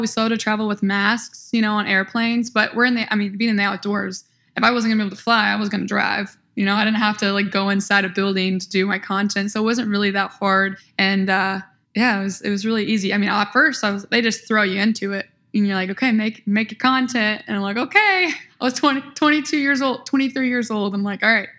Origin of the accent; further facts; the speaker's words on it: small town near Peoria, Central Illinois, United States; I am from Central Illinois, small town near Peoria, Illinois